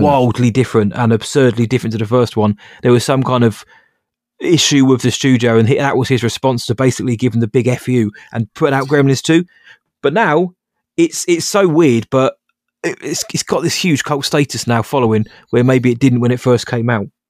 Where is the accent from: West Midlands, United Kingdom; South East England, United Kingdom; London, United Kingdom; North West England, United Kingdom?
South East England, United Kingdom; near Bracknell; a place called Bracknell about, Bracknell about half an hour away, 'cause we didn't have a theatre in my hometown, which we do now.